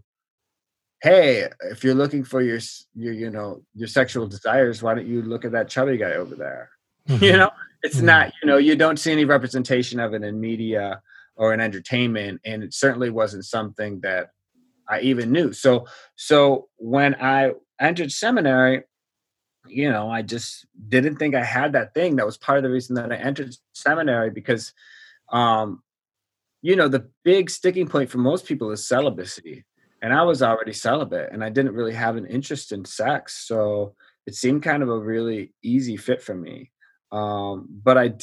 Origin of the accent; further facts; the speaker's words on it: Wisconsin, United States; moved away as an adult; also born or lived in Kansas City; now in Washington, D.C., United States; I grew up in Wisconsin, and I went to school near Kansas City.